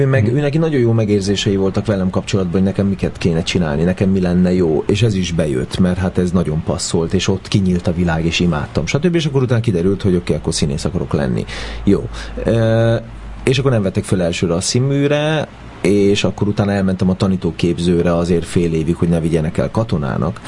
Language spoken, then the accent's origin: Hungarian; Budapest, Hungary; a 9. kerületben születtem, de ott egy évet töltöttünk el, és utána ahol én már nevelkedtem, meg ahol felnőttem, az, az a 8. kerület József körút volt